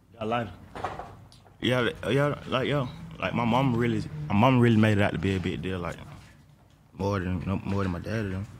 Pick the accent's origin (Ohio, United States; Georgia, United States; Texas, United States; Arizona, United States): Georgia, United States; Atlanta; I'm from Atlanta